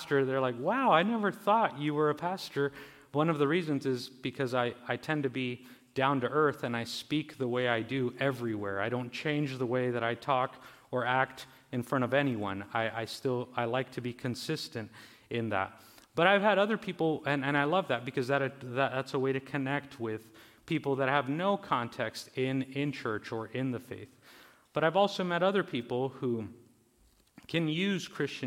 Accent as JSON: {"language": "English", "town": "Mexicali", "region": "Baja California", "country": "Mexico", "tie": "born or raised there", "said": "I was born in Mexicali, in Baja California, in Mexico."}